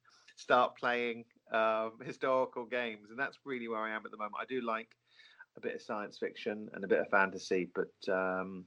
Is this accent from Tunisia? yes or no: no; Norfolk, East of England, United Kingdom; growing up in Norfolk